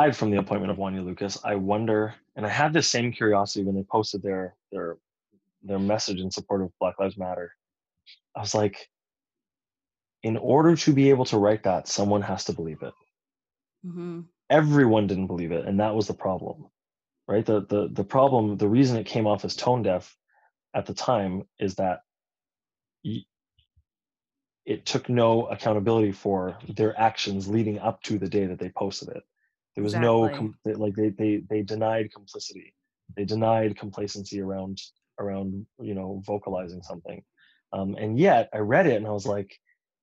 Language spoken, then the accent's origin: English; Toronto, Ontario, Canada; moved away; I'm originally from Toronto